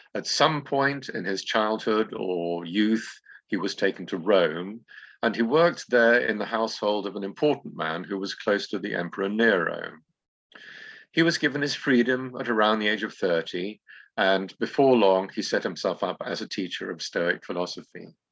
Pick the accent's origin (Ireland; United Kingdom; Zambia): United Kingdom; England; moved away as an adult; now in Greece; I should say English now